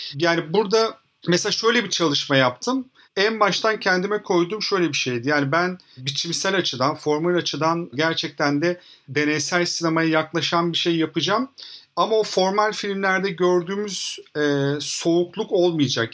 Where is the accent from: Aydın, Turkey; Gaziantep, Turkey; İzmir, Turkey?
İzmir, Turkey; İzmir'de büyüdüm ben.